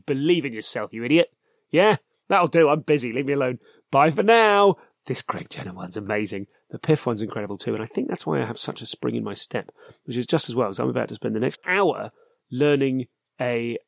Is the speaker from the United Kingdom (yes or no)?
yes; United Kingdom; I'm too British to sit there and broadcast people telling me that the thing's important to them